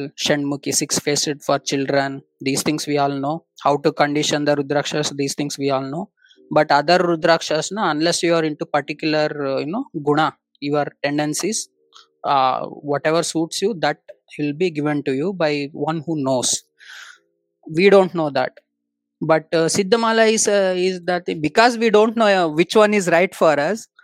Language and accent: English; Davangere, Karnataka, India; English is a second language; moved away as an adult; also born or lived in Hyderabad / Tamil Nadu; I have been born in Telugu family, born and brought up in Karnataka